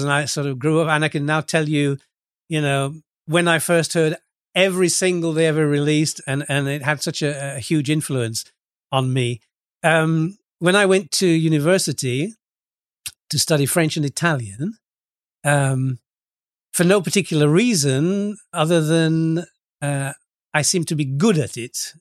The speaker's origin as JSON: {"language": "English", "town": "Lincoln", "region": "East Midlands", "country": "United Kingdom", "tie": "born or raised there", "also_born_or_lived": "Retford, Nottinghamshire / Scunthorpe, Lincolnshire / Nice, France", "moved": "as an adult", "lives_now": "Cyprus", "said": "I was born in a, a town called Retford in, in England, in Nottinghamshire, and, uh, I went to school in, in Lincoln and later in Scunthorpe, both in Lincolnshire."}